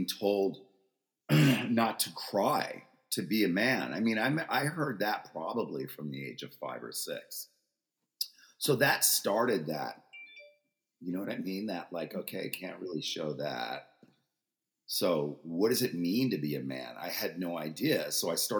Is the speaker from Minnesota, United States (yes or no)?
no; Freeport, New York, United States; I was born in Freeport, Long Island, in 1964